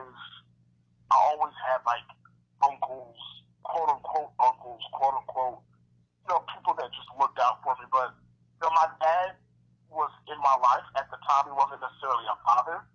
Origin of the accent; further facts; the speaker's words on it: Omaha, Nebraska, United States; Growing up in North Omaha